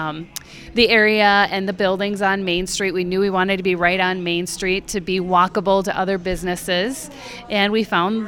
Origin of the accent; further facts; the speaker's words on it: Willmar, Minnesota, United States; We're originally from the Wilmer, Minnesota area